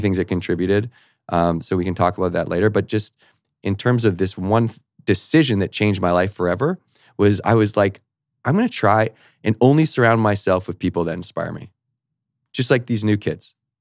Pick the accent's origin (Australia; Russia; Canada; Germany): Canada; Victoria, British Columbia; I also had an academic scholarship to university in my hometown, so all my buddies were going to the U Vic where I grew up